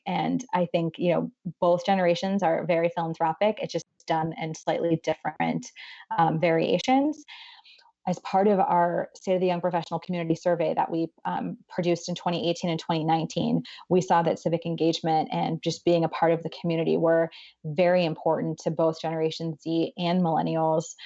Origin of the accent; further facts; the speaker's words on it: Boardman, Ohio, United States; moved away as an adult; now in Cleveland, United States; I am originally from Ohio, um, from Boardman. Um, it's the largest kind of town nearby would be Youngstown, Ohio